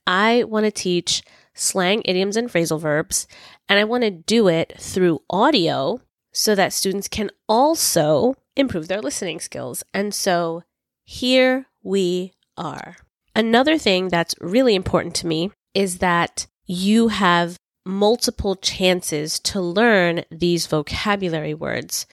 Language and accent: English; New York City, New York, United States; I was born and raised in New York City, Brooklyn specifically